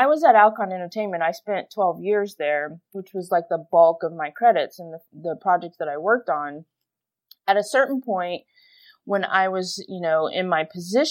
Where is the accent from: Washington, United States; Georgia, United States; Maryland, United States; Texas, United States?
Texas, United States; Houston; I grew up in Houston, Texas